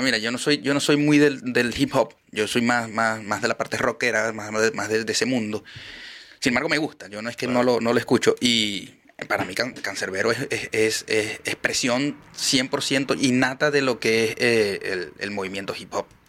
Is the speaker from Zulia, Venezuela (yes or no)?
yes; Maracaibo, Zulia, Venezuela; now in Chile